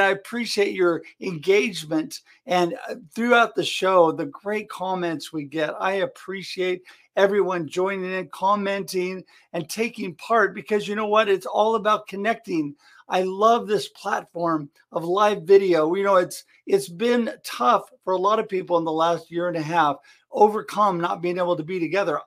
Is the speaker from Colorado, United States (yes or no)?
no; Oregon, United States; I come from Oregon